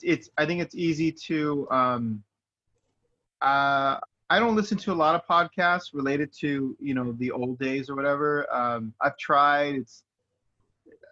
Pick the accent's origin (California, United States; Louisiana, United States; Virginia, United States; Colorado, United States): California, United States; Inland Empire; We're just idiots from the Inland Empire